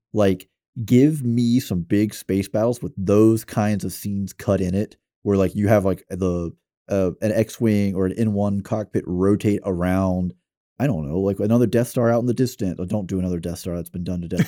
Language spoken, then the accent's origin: English; the South, United States; it'd be hard for someone to say, "Oh, you're definitely from the South," until I say "y'all."